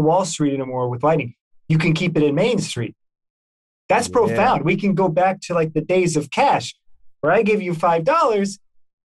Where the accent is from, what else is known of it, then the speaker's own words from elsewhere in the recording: Texas, United States; growing up in Texas